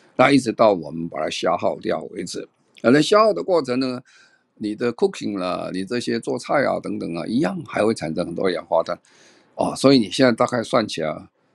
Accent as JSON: {"language": "Chinese", "region": "Tainan", "country": "Taiwan", "tie": "born or raised there", "said": "我是在台南长大啦。那时候很多，那时候很穷啦"}